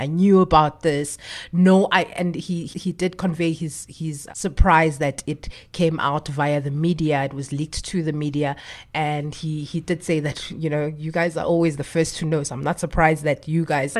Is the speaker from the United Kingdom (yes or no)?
no; South Africa; as a South African